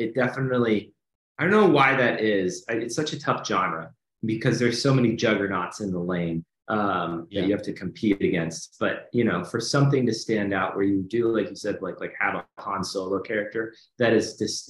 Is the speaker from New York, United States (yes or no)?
no; Los Angeles, California, United States; I just remember growing up in this neighborhood